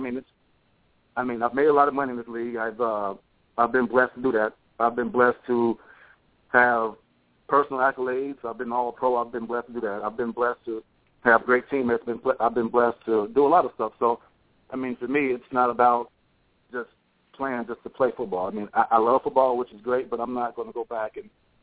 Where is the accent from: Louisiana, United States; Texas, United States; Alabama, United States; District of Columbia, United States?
Alabama, United States; my home state of Alabama